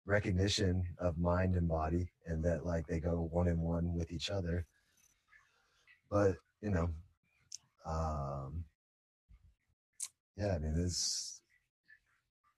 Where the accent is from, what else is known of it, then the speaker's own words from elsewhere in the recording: San Jose, California, United States; I'm from San Jose, you know, born out here